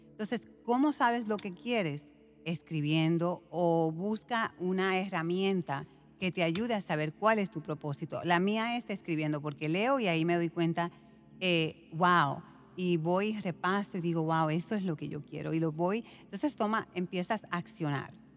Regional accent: Puerto Rico; yo fui criada en Puerto Rico

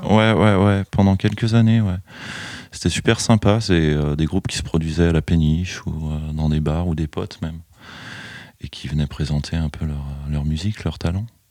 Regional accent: Chalon-sur-Saône, Bourgogne-Franche-Comté, France; je suis originaire de Chalon, j'ai connu des disquaires à Chalon

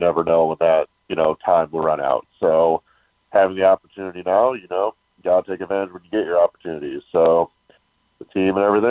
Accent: Wisconsin, United States; moved away; growing up in Wisconsin, playing at Wisconsin

